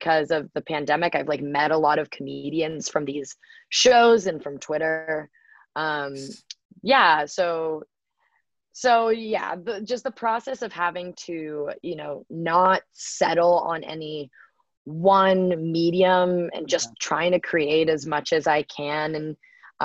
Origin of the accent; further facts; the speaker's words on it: Bay Area, California, United States; growing up in the Bay Area